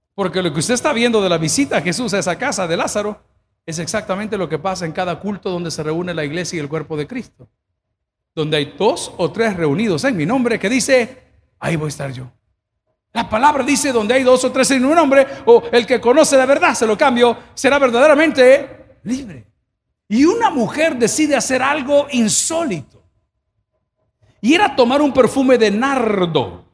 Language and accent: Spanish; El Salvador; Yo no soy italiano, soy salvadoreño